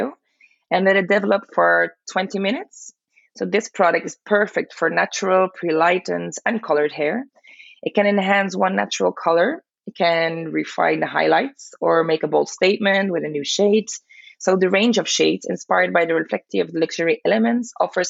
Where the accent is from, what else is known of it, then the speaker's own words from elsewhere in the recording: Belgium; born and raised in Belgium